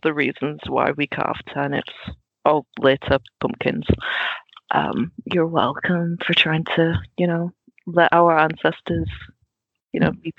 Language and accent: English; Netherlands; now in England; Like growing up in Holland, we didn't do Halloween at all whatsoever. We just saw it as like an American TV thing.